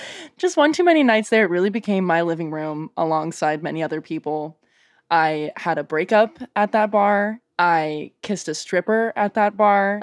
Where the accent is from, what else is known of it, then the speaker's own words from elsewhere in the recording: Canada; now in Portland, United States; still being very Canadian